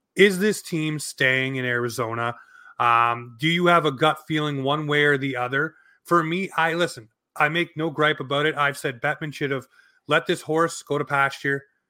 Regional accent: Canada; as a Canadian hockey fan

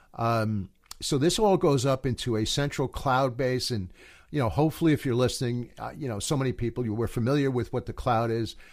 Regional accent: United States; I'm an American

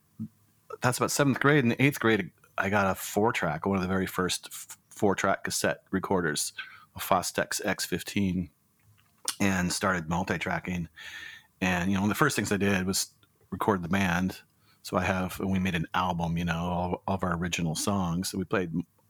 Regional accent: Tacoma, Washington, United States; now in Portland, United States; I'm from Tacoma.

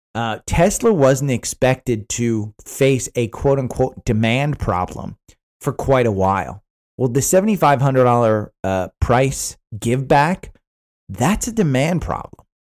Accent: New Jersey, United States; growing up in New Jersey

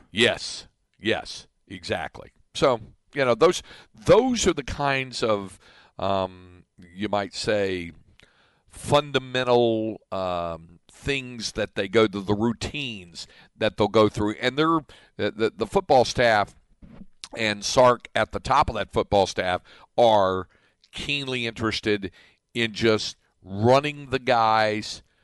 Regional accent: North Carolina, United States; now in Williamson County, Texas, United States; there was a little town near where I grew up in North Carolina.

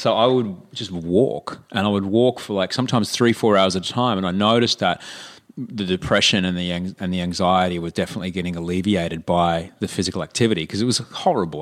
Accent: Brisbane, Queensland, Australia; moved away; my hometown of Brisbane

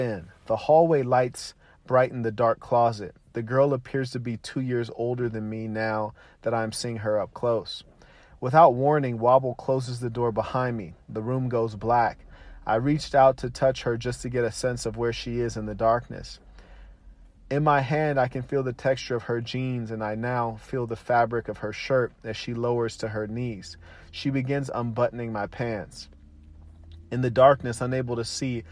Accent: Pasadena, California, United States; where I grew up near Raymond and Woodbury

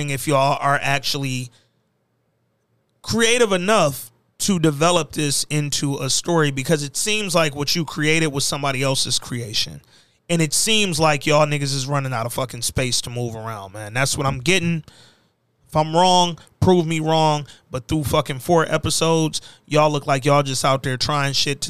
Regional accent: Birmingham, Alabama, United States; I'm from Birmingham, Alabama

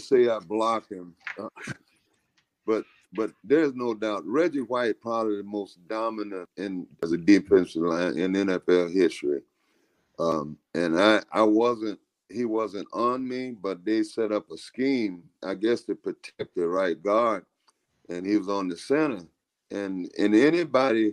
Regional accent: Tampa, Florida, United States; I'm from Tampa Bay

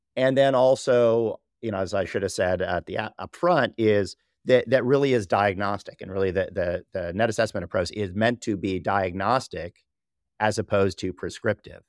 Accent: Southern California, United States; I was born and raised in Southern California

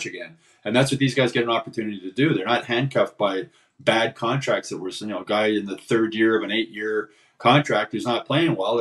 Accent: Montreal, Quebec, Canada; I'm from Montreal, and I cover hockey

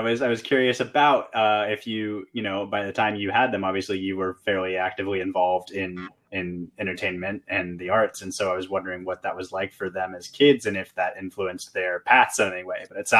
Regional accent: New York City, New York, United States; I was born in New York in Queens, and both of my parents grew up in New York their whole lives.

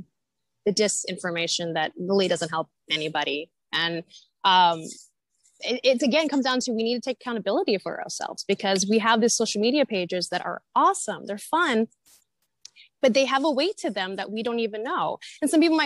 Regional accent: Northern California, United States; moved away; also born or lived in Santa Monica; I'm from Northern California originally

